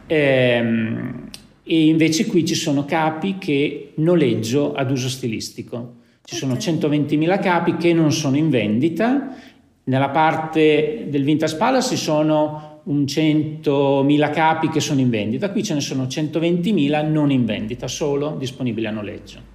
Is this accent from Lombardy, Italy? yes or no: no; Lugo, Emilia-Romagna, Italy; io sono nato a Lugo, per cui ho realizzato la mia attività nel paese in cui sono nato